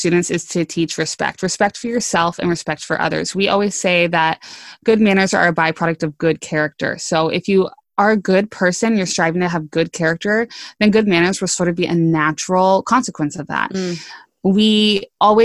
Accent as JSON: {"language": "English", "region": "West Coast", "country": "United States", "tie": "born or raised there", "said": "I grew up on the West Coast."}